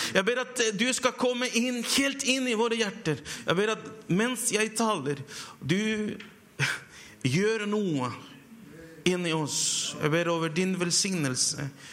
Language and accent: Norwegian; Chile; now in Hamar, Norway; jeg kommer fra Chile